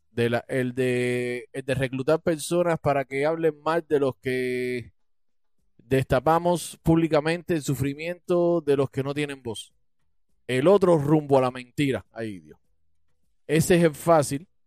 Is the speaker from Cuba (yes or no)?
yes; Cuba; canto más acompañado que nunca porque somos más cubanos de patria y vida que los de patria o muerte